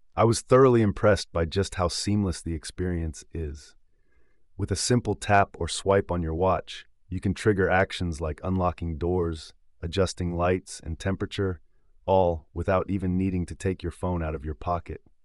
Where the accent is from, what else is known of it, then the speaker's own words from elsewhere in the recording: United Kingdom; your British host